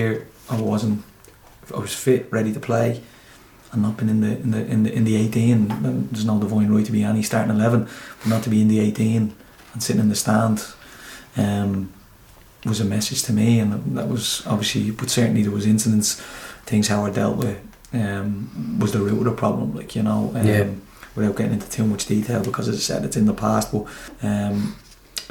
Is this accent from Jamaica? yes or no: no; Dublin, Leinster, Ireland; I'm from Crumlin